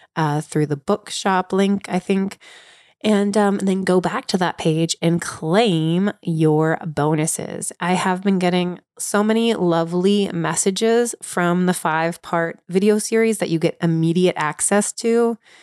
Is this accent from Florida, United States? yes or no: no; Cincinnati, Ohio, United States; I grew up in Cincinnati, Ohio